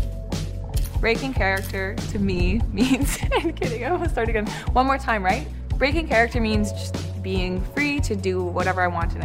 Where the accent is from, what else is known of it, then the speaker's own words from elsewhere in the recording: Thunder Bay, Ontario, Canada; moved away; also born or lived in Toronto; I grew up in Thunder Bay, Ontario.